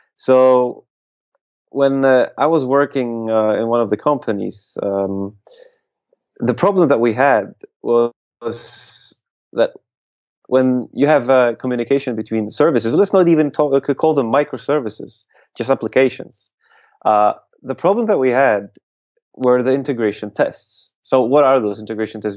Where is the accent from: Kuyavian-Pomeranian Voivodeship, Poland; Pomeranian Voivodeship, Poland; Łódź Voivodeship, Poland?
Łódź Voivodeship, Poland; Łódź; here in in Poland, in my hometown, hometown of Łódź